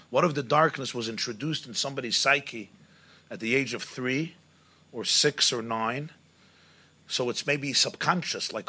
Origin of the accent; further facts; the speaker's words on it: England, United Kingdom; I'm coming from England